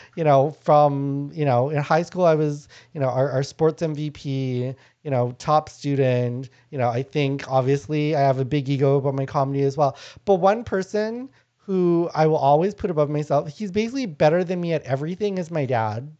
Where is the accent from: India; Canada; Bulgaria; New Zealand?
Canada; born or raised there; first language Lao; also born or lived in Thailand